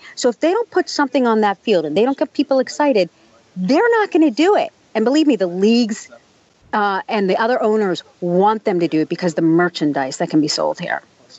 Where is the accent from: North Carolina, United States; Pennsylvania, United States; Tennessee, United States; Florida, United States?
Pennsylvania, United States; Pittsburgh; When, you know, I grew up in Pittsburgh. On a Sunday when the Steelers are playing, you don't drive down the streets and every grocery store and everything's, you know, full.